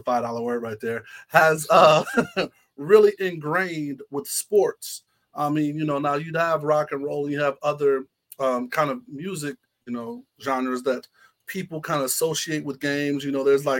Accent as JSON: {"language": "English", "region": "Ohio", "country": "United States", "tie": "born or raised there", "also_born_or_lived": "Florida", "said": "growing up in Ohio, well, born in Florida, but grew up in Ohio"}